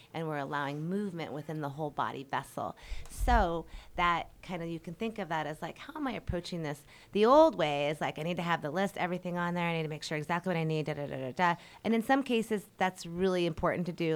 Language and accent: English; Colorado, United States; moved away as an adult; now in Hawaii, United States; Colorado. That's actually my hometown.